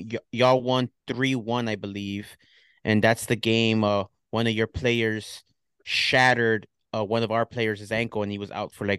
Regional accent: New York, United States; And I'm a New Yorker. You walk everywhere.

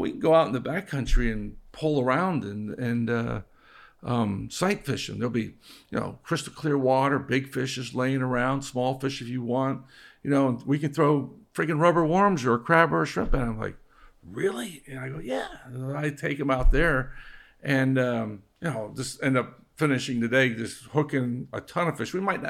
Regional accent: Ocean Reef, Florida, United States; I grew up here, so I grew up in Ocean Reef. I knew all that shit up there.

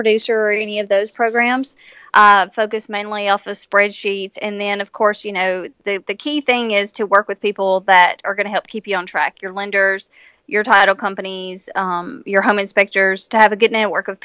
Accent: Nashville, Tennessee, United States; I am originally from Nashville

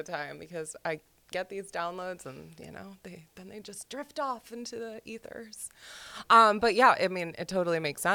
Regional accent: Long Island, New York, United States; growing up on Long Island

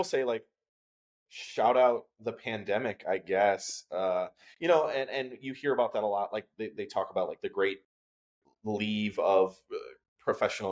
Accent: Wisconsin, United States; now in New Haven, United States; I'm from Wisconsin, I mentioned that, but like small town, one grocery store in the whole like county kind of thing

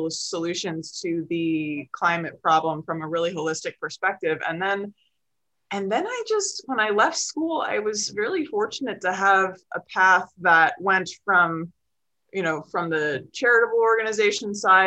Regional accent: on the shores of Lake Michigan, Midwest, United States; I grew up in the Midwest and, you know, on the shores of Lake Michigan

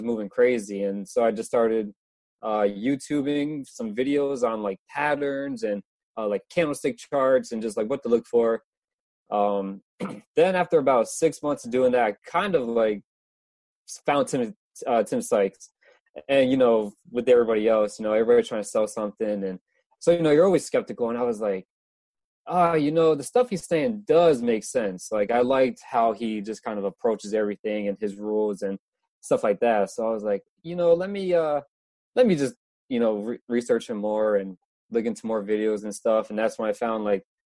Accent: Orlando, Florida, United States; I'm from Florida

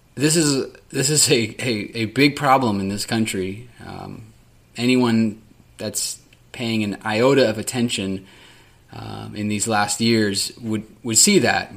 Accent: Sacramento, California, United States; The city of Sacramento, my hometown

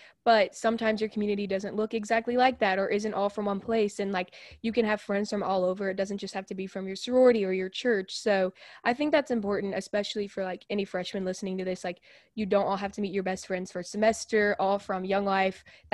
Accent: Houston, Texas, United States; born or raised there

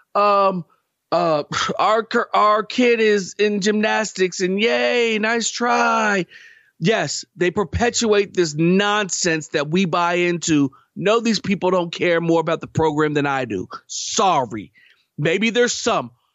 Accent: West Virginia, United States; I grew up in West Virginia. I've been here for every single loss

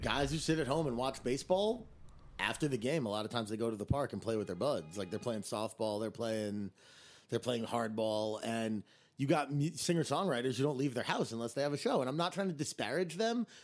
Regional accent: Teaneck, New Jersey, United States; also born or lived in Arizona; now in New York City, United States; I'm from Teaneck, New Jersey

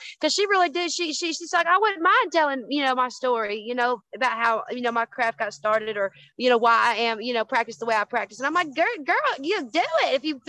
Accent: Kentucky, United States; Some of my favorite and most favorite memories, honey, is growing up in the Kentucky.

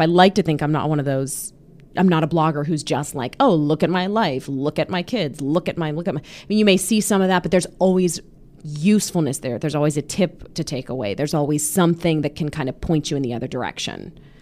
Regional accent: Pittsburgh, Pennsylvania, United States; moved away; my hometown of Pittsburgh

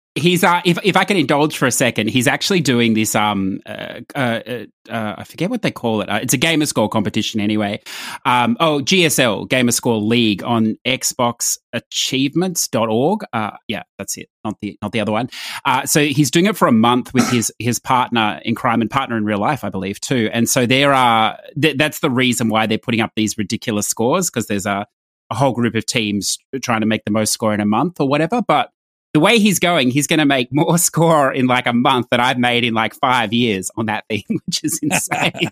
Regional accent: Australia; I'm Australian

